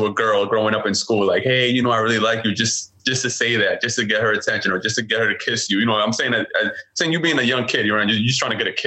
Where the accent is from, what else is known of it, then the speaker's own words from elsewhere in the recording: New York City, New York, United States; I was born and raised in Brooklyn, New York